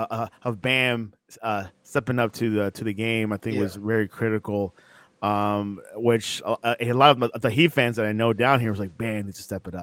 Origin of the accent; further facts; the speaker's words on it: Miami, Florida, United States; I'm from Miami